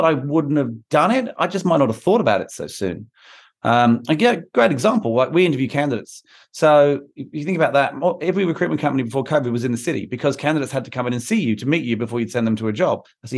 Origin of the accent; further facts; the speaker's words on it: London, United Kingdom; In London was obvious. I'm from London. I have contacts there.